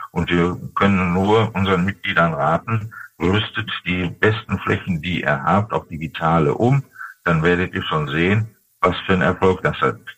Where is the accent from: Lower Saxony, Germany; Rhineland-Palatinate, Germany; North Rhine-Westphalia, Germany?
North Rhine-Westphalia, Germany; Dortmund; zum Beispiel in meiner Heimatstadt Dortmund nur in Fußgängerbezirken